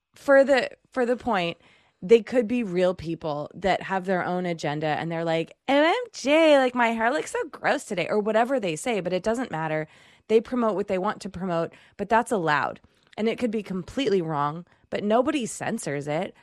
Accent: Chelmsford, Massachusetts, United States; I'm from Chelmsford

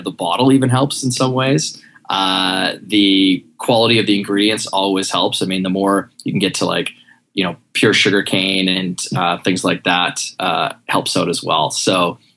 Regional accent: Western Canada, Canada; now in New York City, United States; I'm from Canada, Western Canada originally, live here in New York City

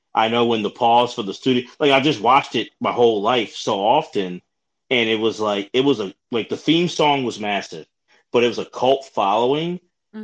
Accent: Philadelphia, Pennsylvania, United States; I'm from Philly

